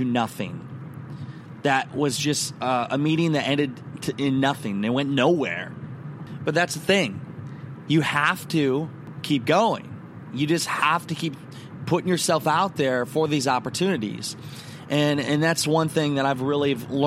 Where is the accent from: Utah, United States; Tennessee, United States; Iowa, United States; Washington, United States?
Iowa, United States; Garnavillo; now in Orlando, United States; I am driving from Garnavillo, my hometown